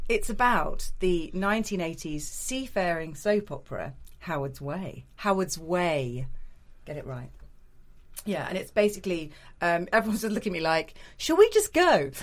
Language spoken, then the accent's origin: English; the Midlands, England, United Kingdom; I grew up in the Midlands